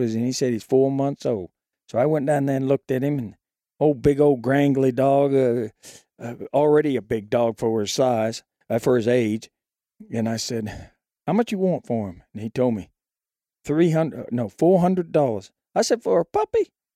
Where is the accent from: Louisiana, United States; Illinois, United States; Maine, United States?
Maine, United States; now in Shelby, Alabama, United States; I grew up in a little town off the coast of Maine